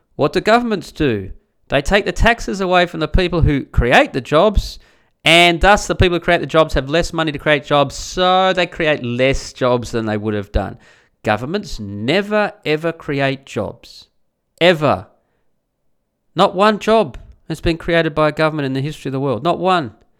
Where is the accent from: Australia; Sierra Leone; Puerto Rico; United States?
Australia; born or raised there